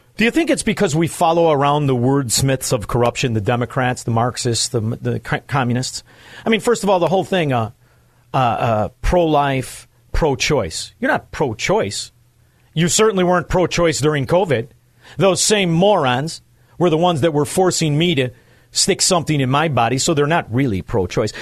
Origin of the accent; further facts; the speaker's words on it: Chicago, Illinois, United States; I am from Chicago, where murder and mayhem is the norm. I'm from a neighborhood where it's not uncommon to find the body of somebody you knew